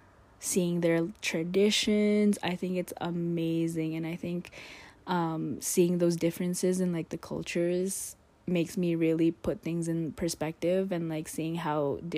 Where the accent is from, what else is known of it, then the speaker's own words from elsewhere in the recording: Canada; also born or lived in Philippines; I'd say I grew up more in Canada